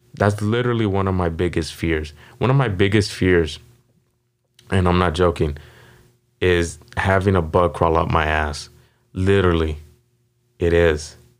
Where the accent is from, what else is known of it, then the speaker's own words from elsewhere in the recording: Las Vegas, Nevada, United States; was born and raised here in Las Vegas